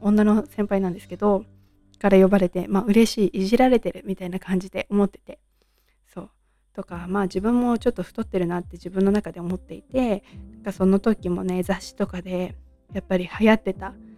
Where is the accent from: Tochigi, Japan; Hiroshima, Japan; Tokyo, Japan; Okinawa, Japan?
Tochigi, Japan; 私はもう今も栃木県に住んでいて、えー、と生まれも栃木県です